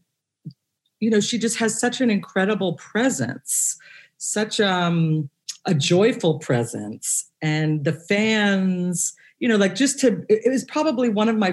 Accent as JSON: {"language": "English", "town": "Cincinnati", "region": "Ohio", "country": "United States", "tie": "born or raised there", "moved": "yes", "lives_now": "New York City, United States", "said": "I spent several years as a child in Cincinnati, which, you know, is right over the river to Kentucky"}